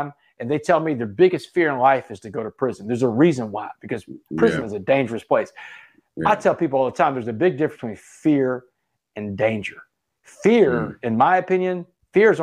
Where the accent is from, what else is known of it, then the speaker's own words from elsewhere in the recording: Port Arthur, Texas, United States; I grew up in Port Arthur, Texas, man. I grew up around blacks all my life in a predominantly black town.